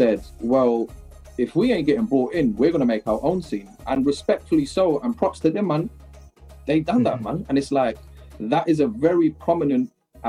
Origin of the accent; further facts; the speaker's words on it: United Kingdom; I'm a British product